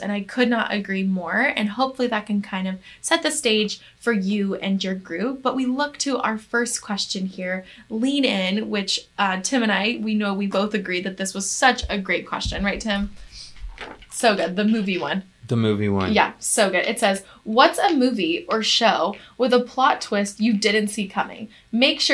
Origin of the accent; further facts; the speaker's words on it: the South, United States; I am from the South myself